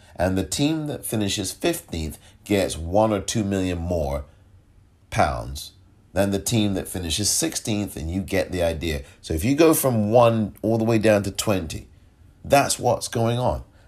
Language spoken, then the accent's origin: English; England, United Kingdom; moved away; I'm from England. I grew up watching football from the terraces.